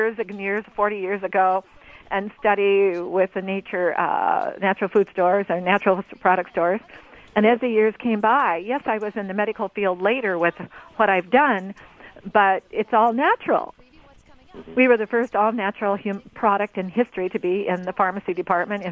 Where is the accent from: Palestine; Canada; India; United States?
United States; Oregon; I'm from Oregon here